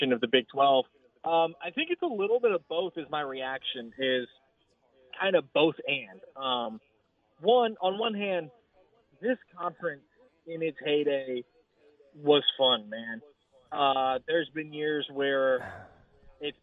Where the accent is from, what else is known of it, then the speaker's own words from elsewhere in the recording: Floresville, Texas, United States; my hometown of Floresville is home of the Wilson County Livestock